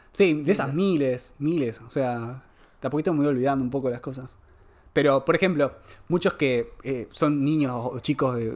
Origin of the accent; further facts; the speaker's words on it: Conurbano, Morón, Buenos Aires Province, Argentina; En realidad nací en Conurbano, Morón. Ah, mira Y a los ocho años, sí, viví en Buenos Aires, ahí en Conurbano, ocho años y después me mudé a un pueblo.